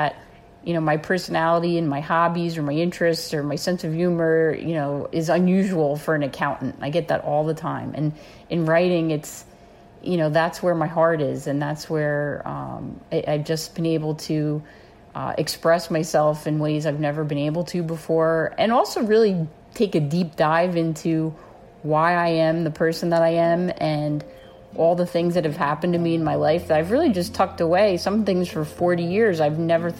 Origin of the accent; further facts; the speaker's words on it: Orange County, New York, United States; I grew up in New York State, about an hour north of New York City in Orange County, New York.